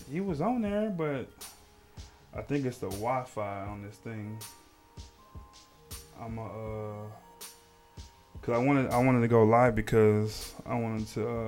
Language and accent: English; Texas, United States; We met at school, man. I came from Texas.